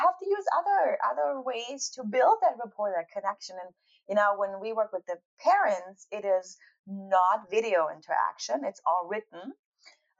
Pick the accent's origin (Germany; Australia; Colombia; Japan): Germany; East Germany; I grew up in East Germany